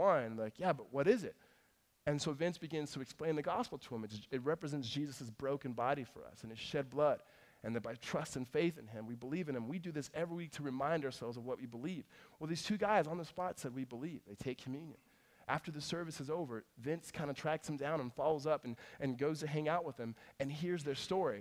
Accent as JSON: {"language": "English", "region": "California", "country": "United States", "tie": "born or raised there", "also_born_or_lived": "Mississippi", "said": "Moved us to California"}